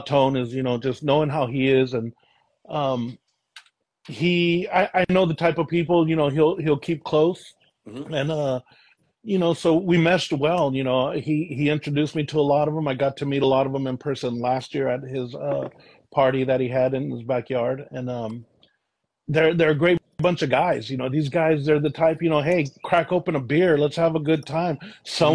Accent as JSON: {"language": "English", "town": "Vallejo", "region": "California", "country": "United States", "tie": "born or raised there", "moved": "as an adult", "lives_now": "Contra Costa County, United States", "said": "I grew up in Vallejo, and what brought me out this way was my son"}